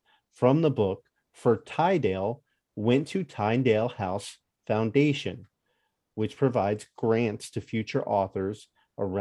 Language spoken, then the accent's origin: English; Northeast, United States; I grew up in the Northeast